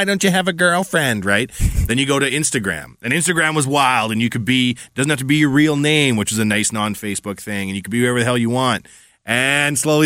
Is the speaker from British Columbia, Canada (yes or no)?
no; Edmonton, Alberta, Canada; born or raised there